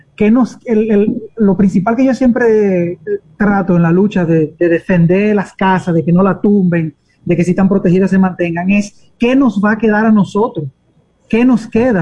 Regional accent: Dominican Republic; a todos nosotros los dominicanos nos pertenece ese pedazo

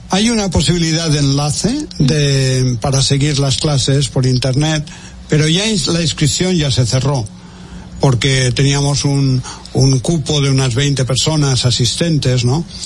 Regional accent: Spain; en mi país

